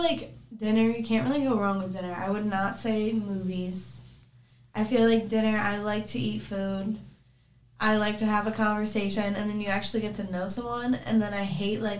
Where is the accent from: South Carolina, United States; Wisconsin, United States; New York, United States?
New York, United States; Cooperstown; now in Rochester, United States; I'm from Cooperstown, New York, so that's where the Baseball Hall of Fame is